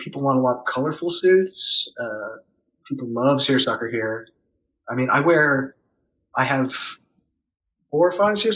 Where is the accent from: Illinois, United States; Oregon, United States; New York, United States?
New York, United States; New York City; moved away as an adult; also born or lived in Baltimore / Jersey City / Brooklyn; now in New Orleans, United States; I grew up in Manhattan